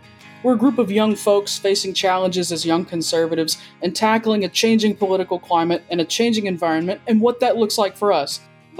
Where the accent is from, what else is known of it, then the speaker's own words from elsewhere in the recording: Central Arkansas, United States; I'm from Central Arkansas.